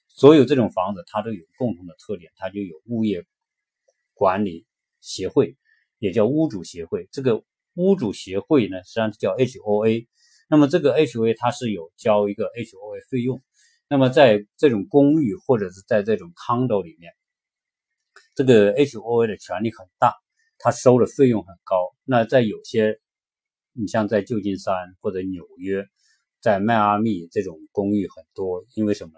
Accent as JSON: {"language": "Chinese", "country": "China", "moved": "yes", "lives_now": "United States", "said": "我们中国人在这边"}